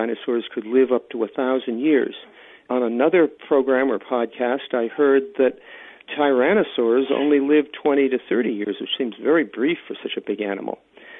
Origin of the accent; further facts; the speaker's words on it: Virginia, United States; I'm from Virginia in the United States